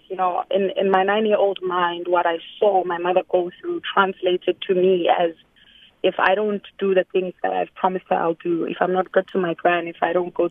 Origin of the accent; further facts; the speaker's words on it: Johannesburg, Gauteng, South Africa; also born or lived in Katlehong (Zonkizizwe Township), Gauteng; now in New York City, United States; I grew up in the streets of Rosettenville. I was born in Zonkiziza Township